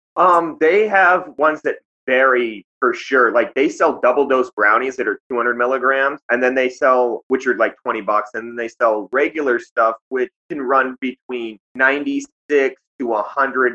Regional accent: Lincoln, Montana, United States; moved away; also born or lived in Pompano Beach, Florida; I grew up in Lincoln, uh, which is a tiny ass town that nobody's ever heard of or seen on a map.

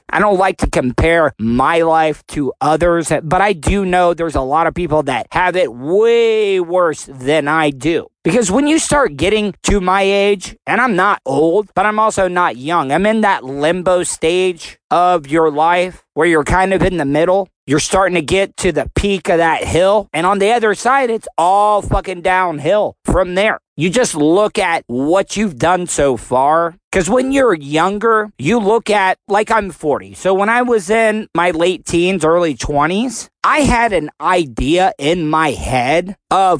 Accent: the South, United States; I was born in the South

